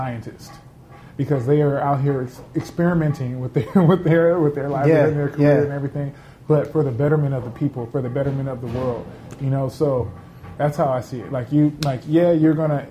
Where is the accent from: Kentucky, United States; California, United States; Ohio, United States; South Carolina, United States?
California, United States; Los Angeles; I grew up in South Central Los Angeles, which is considered a food desert